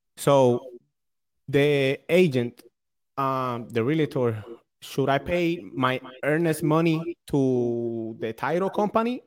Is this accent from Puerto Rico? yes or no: yes; Puerto Rico; now in New London, United States; I'm from Puerto Rico